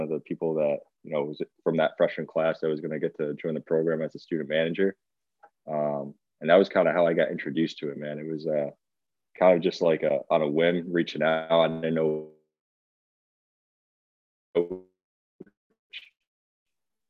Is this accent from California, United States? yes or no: no; West Hartford, Connecticut, United States; moved away as an adult; also born or lived in Syracuse, New York; I'm from West Hartford, Connecticut. Born and raised there